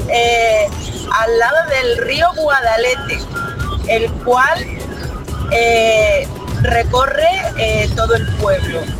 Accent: Arcos de la Frontera, Andalusia, Spain; hoy por fin se habla de mi pueblo, Arco de las Fronteras. Pues sí, es un pueblo maravilloso, un pueblo súper bonito. Está situado en plena sierra de Cádiz

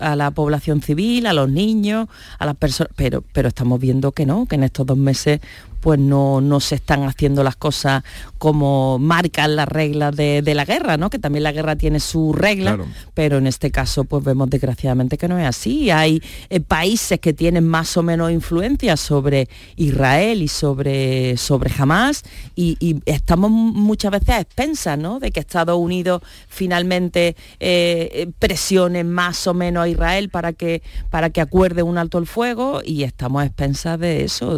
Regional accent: Churriana de la Vega, Andalusia, Spain; Estuve en mi pueblo, en Churriana de la Vega, en Granada

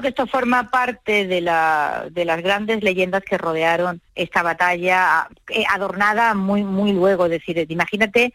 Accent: El Borge, Andalusia, Spain; la gente de mi pueblo

